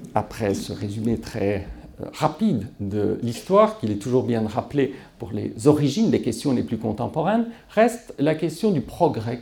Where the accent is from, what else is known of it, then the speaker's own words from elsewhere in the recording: Belgium; moved away as an adult; C'est mon pays natal